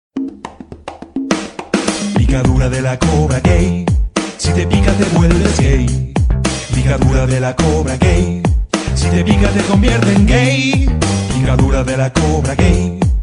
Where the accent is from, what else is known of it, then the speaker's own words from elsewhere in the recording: Mexico; Nosotros como mexicanos